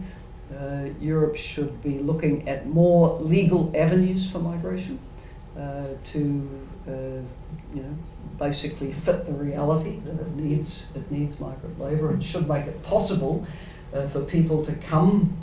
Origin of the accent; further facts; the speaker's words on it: New Zealand; speaking as a New Zealander